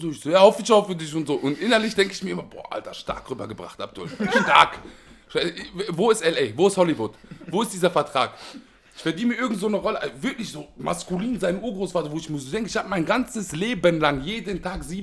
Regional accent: Duisburg, North Rhine-Westphalia, Germany; Ich komme ja aus Hamborn, die Ecke.

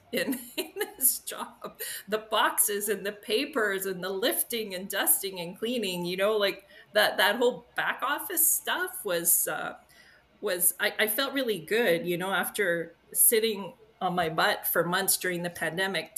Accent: Aylmer, Quebec, Canada; I grew up in Aylmer on the Quebec side.

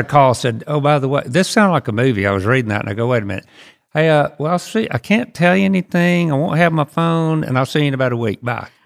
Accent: Hope, Arkansas, United States; I grew up in Hope

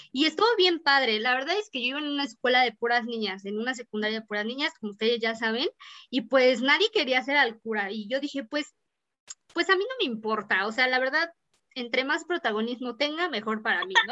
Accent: Mexico; nos hace sentir muy bien como mexicanos

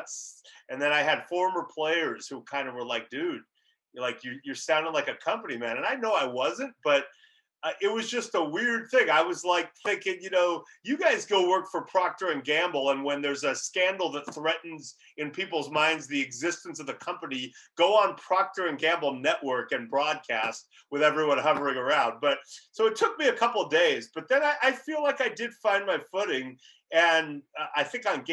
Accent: Los Angeles, California, United States; moved away as an adult; my hometown, Los Angeles. Haven't lived there since high school

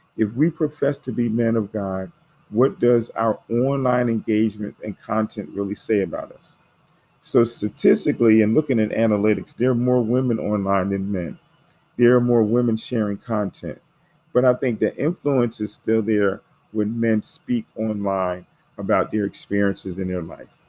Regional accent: United States; I'm African American

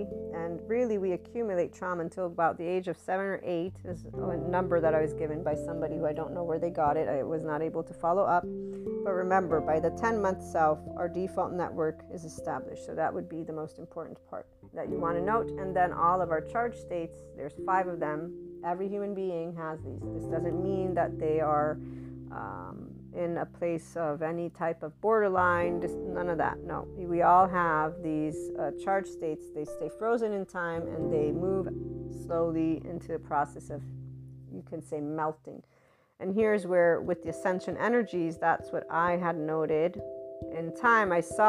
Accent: Naples, Campania, Italy; English is a second language; It's like, I'm from Naples, Italy.

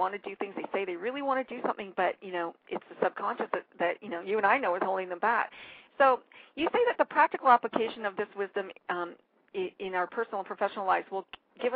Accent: Canada; as a Canadian

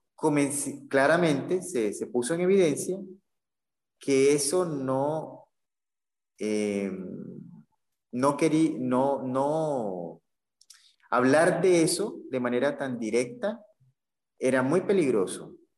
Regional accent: Caribbean Region, Colombia; más que colombiano me siento como caribeño

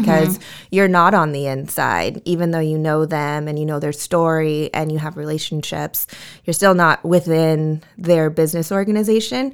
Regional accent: Vista, California, United States; born and raised in Vista

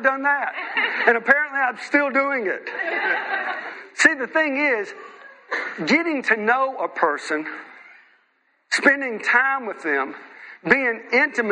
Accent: United States; moved away as an adult; now in United Kingdom; I'm a missionary from the United States

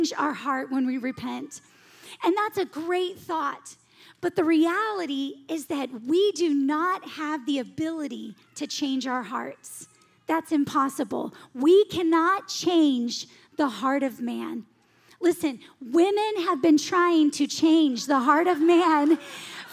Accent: the South, United States; I grew up in the South going to church in the Bible Belt

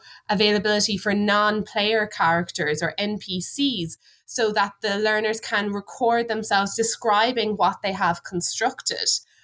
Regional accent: Ireland

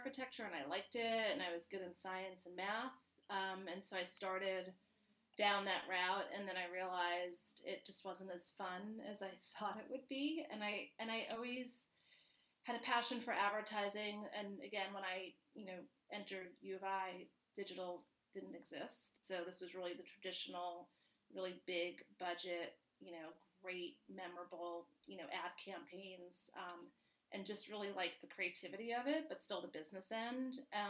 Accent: New York, United States; accent: New York; moved away as an adult; now in Illinois, United States; I was born and raised in New York and ventured to the Midwest to go to school at U of I.

